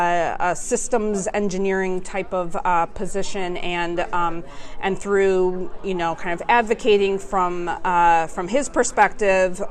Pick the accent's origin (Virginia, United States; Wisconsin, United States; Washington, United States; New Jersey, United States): Wisconsin, United States; Milwaukee; also born or lived in Clemson, South Carolina; I'm from the Milwaukee area